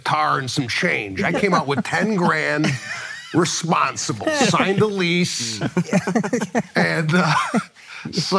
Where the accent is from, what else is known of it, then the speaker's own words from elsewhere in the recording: Chicago, Illinois, United States; moved away as an adult; also born or lived in Los Angeles; I'm from Chicago